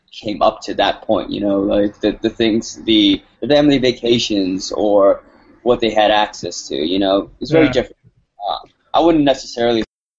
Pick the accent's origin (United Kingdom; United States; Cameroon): United States; San Gabriel, California; moved away as an adult; growing up in San Gabriel